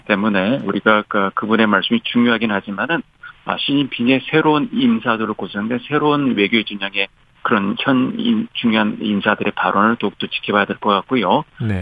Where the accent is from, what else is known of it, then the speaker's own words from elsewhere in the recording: South Korea; now in United States; 한국 사람으로서